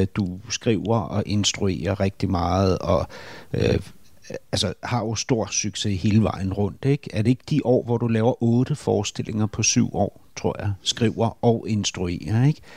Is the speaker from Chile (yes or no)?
no; Berlin, Germany; Berlin er jo min barndomsby, ikke? så jeg kender ja. byen mega godt